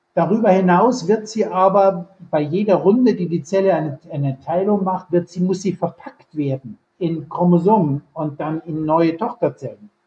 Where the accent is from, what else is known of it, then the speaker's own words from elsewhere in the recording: Bavaria, Germany; moved away as an adult; also born or lived in Munich / California / Jena; now in Kiel, Germany; Ich bin aufgewachsen in Bayern